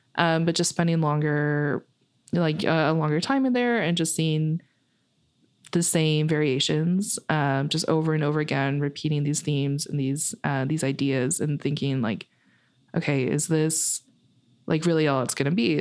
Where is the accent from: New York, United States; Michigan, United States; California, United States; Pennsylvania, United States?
Michigan, United States; metropolitan Detroit; I kind of grew up in a suburban, uh, area of Detroit, uh, metropolitan Detroit